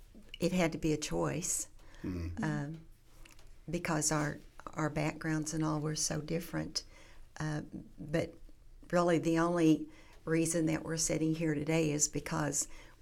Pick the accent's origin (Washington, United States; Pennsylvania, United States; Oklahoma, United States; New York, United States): Oklahoma, United States; Duncan; also born or lived in Marlow, Oklahoma; I grew up in Duncan. It's south. It's very close to Central